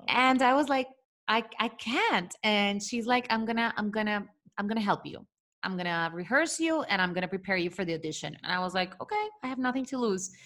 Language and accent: English; Venezuela; moved away; growing up in Venezuela